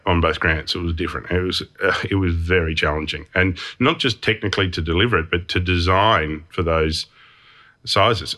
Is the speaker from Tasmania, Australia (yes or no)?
yes; Hobart, Tasmania, Australia; I grew up in Hobart and we only had two T V stations